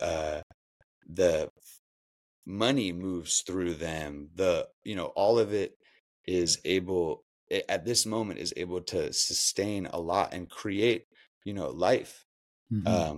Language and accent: English; Berkeley, California, United States; also born or lived in Lake Tahoe / Oakland; now in West Marin, United States; I was born in Lake Tahoe, raised in Berkeley in Oakland. I currently reside in West Marin up on the coast